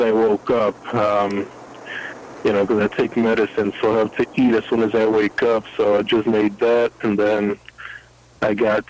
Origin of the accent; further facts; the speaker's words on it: New York, United States; now in Los Angeles, United States; I'm from New York